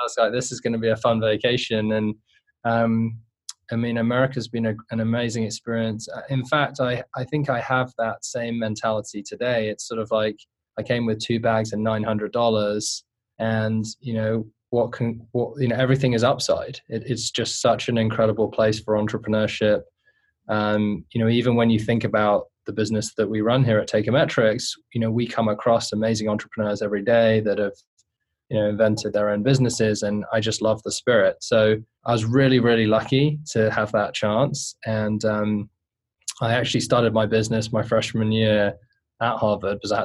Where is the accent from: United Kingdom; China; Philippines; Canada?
United Kingdom; London; I grew up in inner city London, not a very nice neighborhood of southwest London